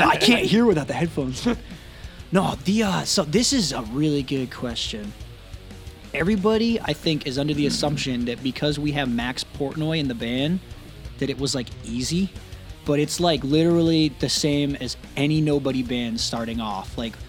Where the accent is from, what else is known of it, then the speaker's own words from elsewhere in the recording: Jamaica; I made it because I'm Jamaican, but I look white.